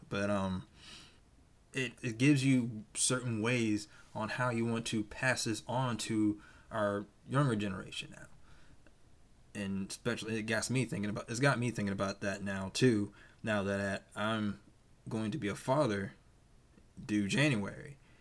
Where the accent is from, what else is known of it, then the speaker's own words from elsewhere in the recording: Georgia, United States; moved away; around my hometown back in Georgia, it's small